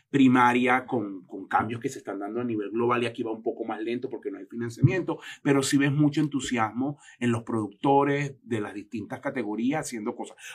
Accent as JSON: {"language": "Spanish", "town": "Anaco", "region": "Anzoátegui", "country": "Venezuela", "said": "Anaco, Estado Anaco, una cosa olvidada."}